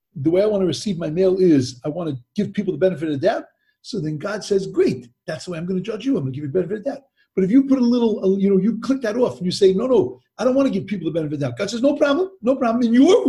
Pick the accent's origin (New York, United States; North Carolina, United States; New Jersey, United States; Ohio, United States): New York, United States; Long Island; also born or lived in Brooklyn; I grew up in Long Island, and in Long Island, New York, we moved into a new development